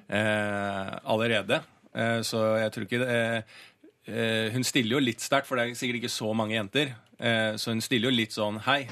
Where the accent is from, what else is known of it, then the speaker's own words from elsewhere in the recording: Bærum, Akershus, Norway; now in Oslo, Norway; så er jeg fra Bærum, da.